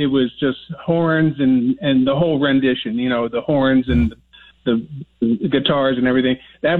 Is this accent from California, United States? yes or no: no; Chicago, Illinois, United States; I'm from Chicago. I'm just down here on business.